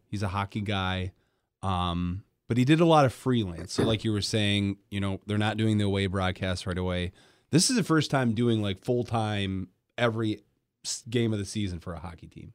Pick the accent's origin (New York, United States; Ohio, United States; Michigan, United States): Michigan, United States; Grand Rapids; also born or lived in Detroit Metro, Michigan / Iowa; now in Kalamazoo, United States; I grew up in Grand Rapids